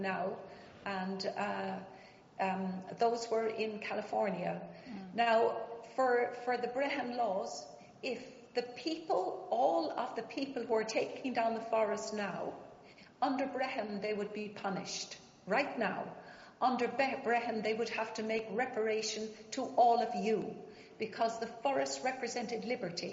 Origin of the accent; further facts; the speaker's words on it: Ireland; moved away; also born or lived in England; I was born in England, Anglo-Irish. I'm a mongrel, aristocratic mongrel, on my mother's side and my father's side. And then I went to school in Ireland, and my family were killed when I was about 11